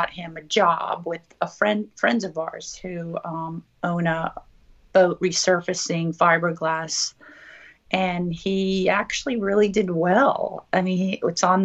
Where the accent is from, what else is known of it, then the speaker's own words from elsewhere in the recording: Massachusetts, United States; moved away; also born or lived in Clearwater, Florida; I grew up in Massachusetts originally and moved to Clearwater, Florida, on the Gulf Coast also, and went to high school there